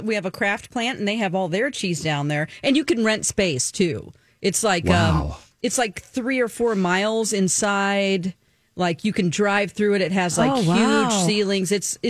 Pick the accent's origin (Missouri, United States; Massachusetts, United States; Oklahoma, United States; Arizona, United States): Missouri, United States; Springfield; born or raised there